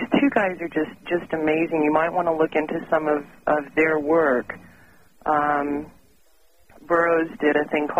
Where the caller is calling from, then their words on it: Denver, Colorado, United States; I'm calling from Denver.